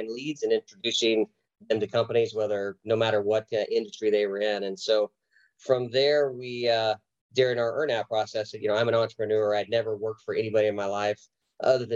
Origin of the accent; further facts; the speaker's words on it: Oklahoma, United States; moved away as an adult; I was from Oklahoma. My wife and I had a baby and we wanted to be closer to family. So we relocated back to Oklahoma